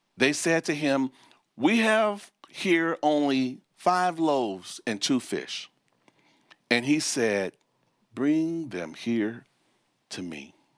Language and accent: English; Chicago, Illinois, United States; moved away; also born or lived in Memphis, Tennessee; I was born and raised in Chicago, and we moved from the North Chicago, Midwest Chicago, we moved to Memphis, Tennessee